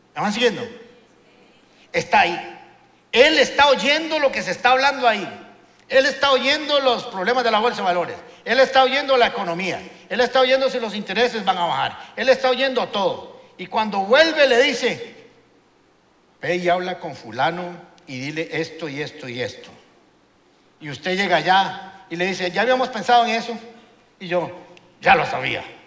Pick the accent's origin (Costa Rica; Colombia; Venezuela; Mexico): Costa Rica; somos ticos, chiquititos